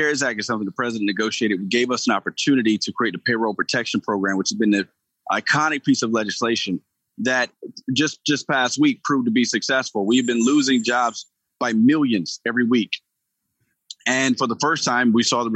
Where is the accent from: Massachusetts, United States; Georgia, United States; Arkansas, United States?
Georgia, United States; Gainesville; I grew up in Gainesville, Georgia